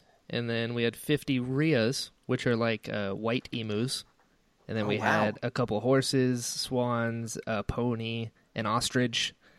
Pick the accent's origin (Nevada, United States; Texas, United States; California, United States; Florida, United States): Florida, United States; also born or lived in North Carolina; I'm from North Carolina, but I grew up in Florida.